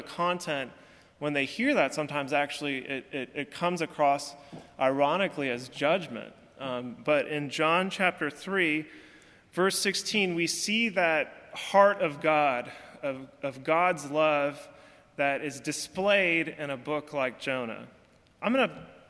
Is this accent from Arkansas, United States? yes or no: no; California, United States; now in Alabama, United States; I'm from California